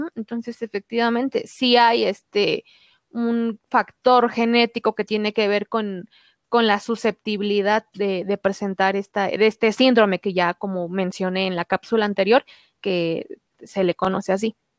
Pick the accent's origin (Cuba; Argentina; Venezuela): Cuba; soy cubano, tengo 27 años de edad